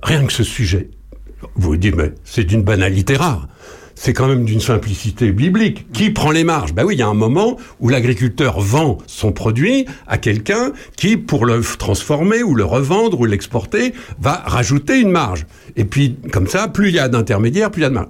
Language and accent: French; Charny, Bourgogne-Franche-Comté, France; chez nous, à Charnier-Épuisé